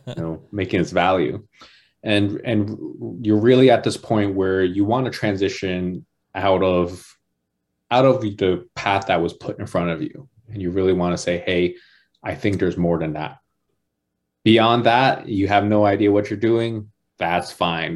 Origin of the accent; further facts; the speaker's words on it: New Jersey, United States; moved away; also born or lived in Georgia; I grew up in New Jersey